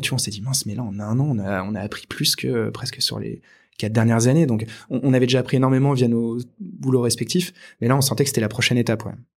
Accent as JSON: {"language": "French", "town": "Angoulême", "region": "Nouvelle-Aquitaine", "country": "France", "tie": "born or raised there", "said": "j'ai grandi à Angoulême donc une petite ville de Charente en France"}